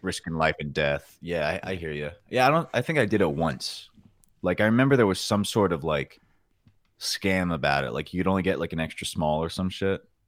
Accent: New York, United States; moved away as an adult; growing up in New York

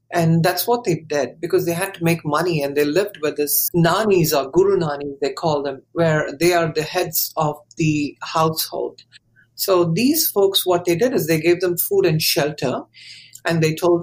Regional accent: India; moved away as an adult; now in Thousand Oaks, United States; we were born and brought up in India

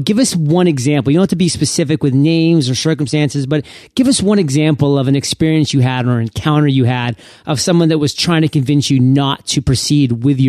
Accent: Maine, United States; I mean, I'm from Maine. Not many people have heard it. So we have a lot of seafood.

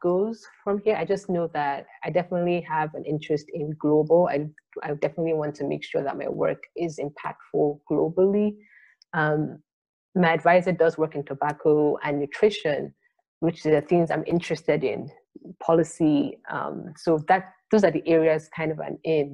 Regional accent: Nigeria; I'm Nigerian

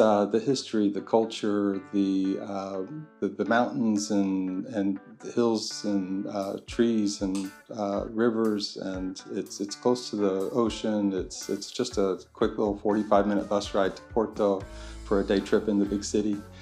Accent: Texas, United States; moved away as an adult; now in Braga, Portugal; I'm from Texas

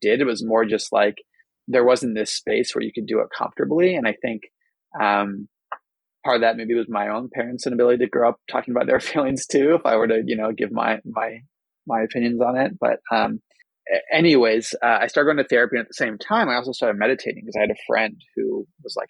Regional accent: Bay Area, California, United States; also born or lived in New York; I grew up in the Bay Area where it's, you know, a little more open-minded

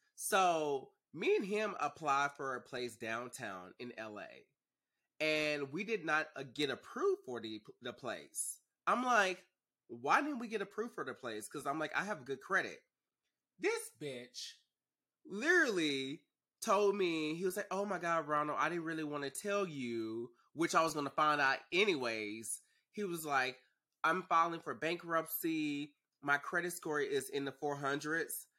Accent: Dallas, Texas, United States; moved away as an adult; now in Los Angeles, United States; I'm originally from Dallas

